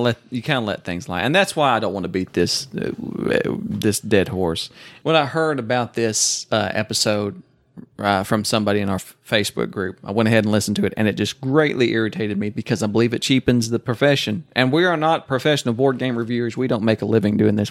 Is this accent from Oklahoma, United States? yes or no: yes; Oklahoma, United States; accent: Oklahoma; It's Oklahoma, 'cause I am from Oklahoma